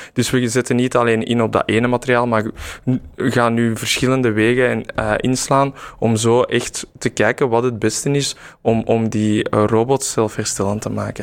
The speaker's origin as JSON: {"language": "Dutch", "town": "Mechelen", "region": "Flanders", "country": "Belgium", "also_born_or_lived": "Brussels", "moved": "as an adult", "said": "mijn roots liggen eigenlijk in Mechelen. Dus eh, ik ben teruggekeerd"}